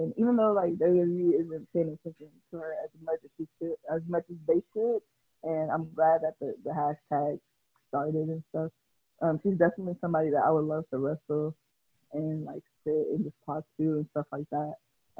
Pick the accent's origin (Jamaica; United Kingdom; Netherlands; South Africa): Jamaica; And I'm not saying there's anything wrong with Jamaica because I'm Jamaican.